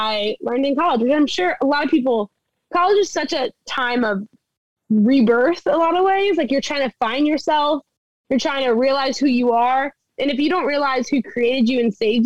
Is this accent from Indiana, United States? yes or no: no; South Louisiana, United States; moved away as an adult; also born or lived in Texas; now in Orlando, United States; I grew up in South Louisiana